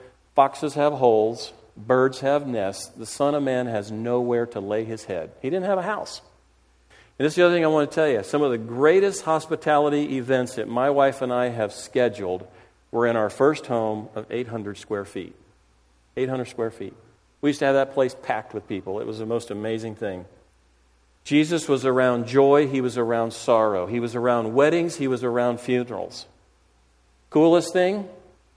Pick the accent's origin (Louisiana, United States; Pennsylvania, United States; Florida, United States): Florida, United States; moved away as an adult; also born or lived in South Carolina / Central African Republic; I grew up in Florida where it's hot